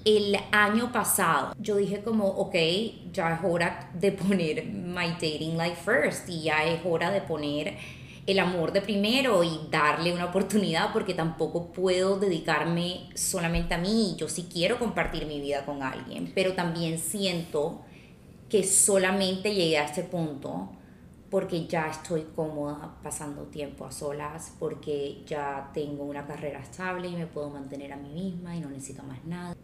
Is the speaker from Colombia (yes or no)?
yes; Colombia; moved away as an adult; now in Los Angeles, United States; porque yo soy abogada de Colombia, me mudé a Los Ángeles